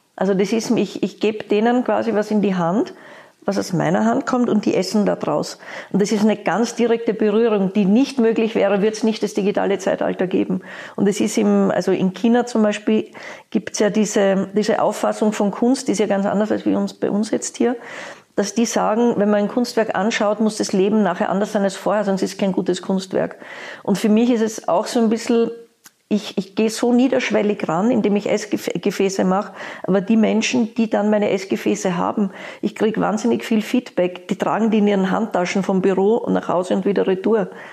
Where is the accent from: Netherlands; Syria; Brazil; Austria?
Austria; Vienna; now in Berlin, Germany; ich komme aus Wien